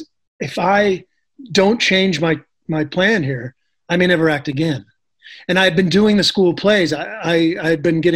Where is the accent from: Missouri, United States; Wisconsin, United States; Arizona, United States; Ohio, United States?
Wisconsin, United States; just outside of Madison; we grew up just outside of Madison, Wisconsin.